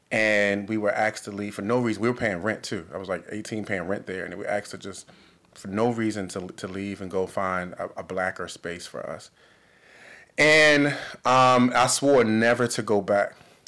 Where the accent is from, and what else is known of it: Baltimore, Maryland, United States; born or raised there